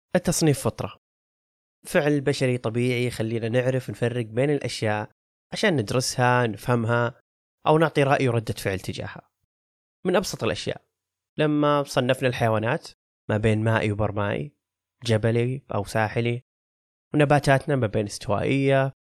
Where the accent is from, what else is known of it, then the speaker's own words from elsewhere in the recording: Saudi Arabia; عننا كسعوديين